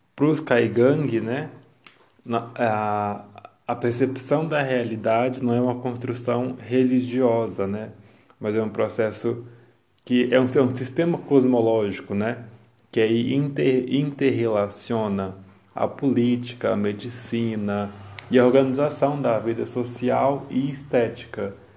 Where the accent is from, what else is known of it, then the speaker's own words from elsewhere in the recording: Brazil; nós, enquanto brasileiros